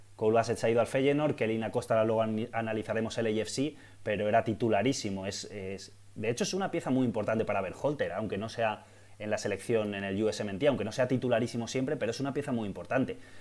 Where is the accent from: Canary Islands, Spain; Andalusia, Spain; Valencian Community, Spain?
Valencian Community, Spain; Valencia; yo soy de Valencia, yo he nacido en Valencia